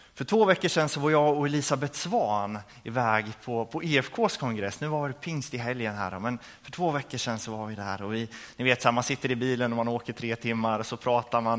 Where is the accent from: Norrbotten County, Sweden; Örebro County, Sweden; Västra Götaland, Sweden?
Örebro County, Sweden; Örebro; jag kommer ifrån Örebro